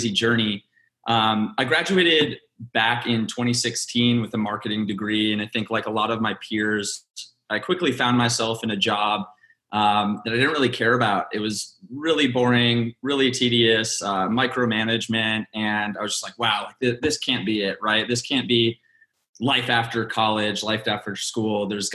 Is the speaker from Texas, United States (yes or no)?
yes; Dallas, Texas, United States; also born or lived in Philippines; now in Austin, United States; I'm actually from Dallas, Texas. I was born in Austin, love Austin